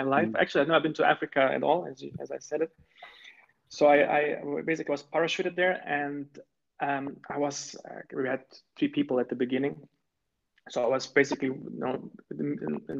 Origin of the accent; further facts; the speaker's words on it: Stuttgart, Baden-Württemberg, Germany; also born or lived in Croatia; I was born in Croatia and I moved as a young child to Germany. And I had the privilege to, be raised in close to Stuttgart